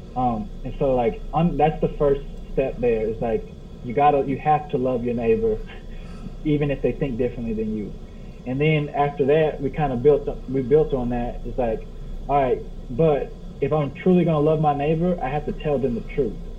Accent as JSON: {"language": "English", "town": "Cleveland", "region": "Ohio", "country": "United States", "tie": "born or raised there", "also_born_or_lived": "Richmond, Kentucky", "moved": "yes", "lives_now": "Kentucky, United States", "said": "I'm from the Cleveland, Ohio area"}